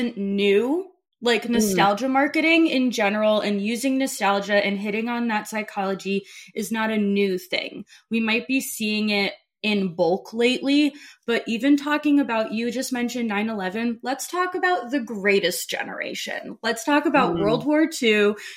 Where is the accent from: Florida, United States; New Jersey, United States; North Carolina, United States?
New Jersey, United States; I grew up in New Jersey during when 9/11 hit